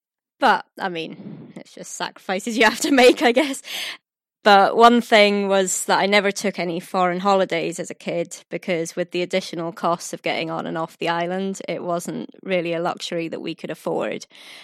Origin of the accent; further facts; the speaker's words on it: Orkney, Scotland, United Kingdom; also born or lived in Aberdeen; right back to the beginning, because I wasn't actually born in Orkney. This doesn't actually explain my accent, or lack thereof, but until a couple of years ago, Orkney's hospital was actually really small